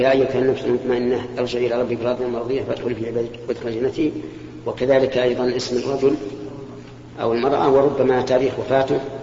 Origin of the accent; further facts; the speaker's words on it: Kuwait; عندنا بالكويت